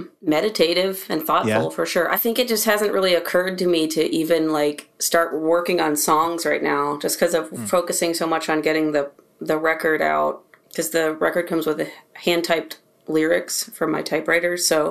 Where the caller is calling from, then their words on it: North Carolina, United States; I'm in my studio room in North Carolina.